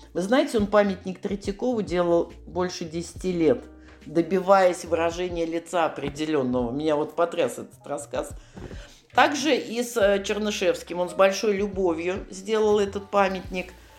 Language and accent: Russian; Saratov, Saratov Oblast, Russia; я с Волги, из города Саратова.